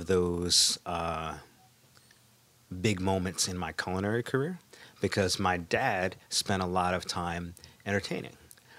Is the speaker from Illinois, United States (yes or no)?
no; South Plainfield, New Jersey, United States; first language English; moved away as an adult; also born or lived in Philadelphia; now in New York, United States; South Plainfield, okay. Largely is where I grew up.